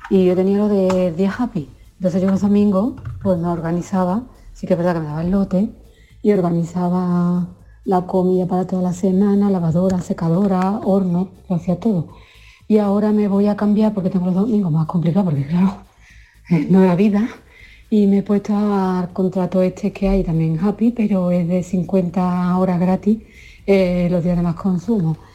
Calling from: Seville, Andalusia, Spain; Hola, buenos días, soy … de Sevilla.

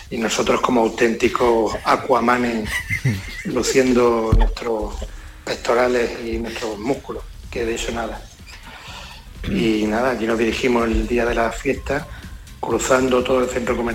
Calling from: Extremadura, Spain; Muy buenas noches, Yurista. … de Extremadura.

